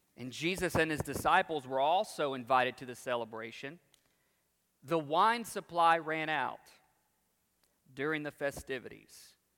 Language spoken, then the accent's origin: English; United States; as American Christians